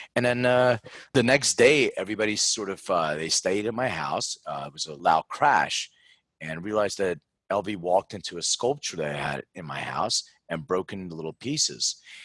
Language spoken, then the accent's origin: English; Philadelphia, Pennsylvania, United States; moved away; I'm from Philadelphia originally